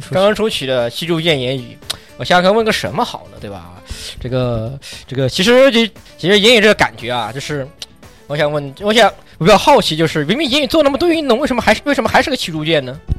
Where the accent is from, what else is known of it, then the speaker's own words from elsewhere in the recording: Kunming, Yunnan, China; accent: Kunming dialect; 我们云，昆明人一掏方言都有，都带一股粗味